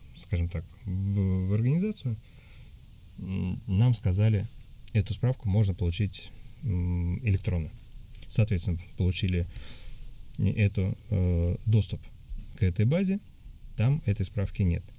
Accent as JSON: {"language": "Russian", "region": "Tatarstan", "country": "Russia", "moved": "as an adult", "lives_now": "Antalya, Turkey", "said": "я из России, а, я говорил, что я татарин"}